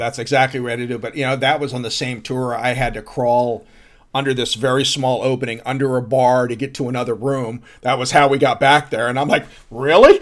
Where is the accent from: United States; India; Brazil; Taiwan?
United States; New Jersey; also born or lived in Texas; we moved from Texas to New Jersey when I was six years old